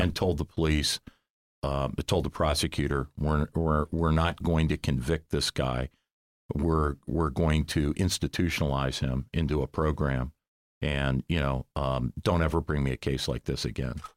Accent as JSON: {"language": "English", "town": "Cincinnati", "region": "Ohio", "country": "United States", "tie": "born or raised there", "moved": "yes", "lives_now": "Columbus, United States", "said": "I grew up in Cincinnati"}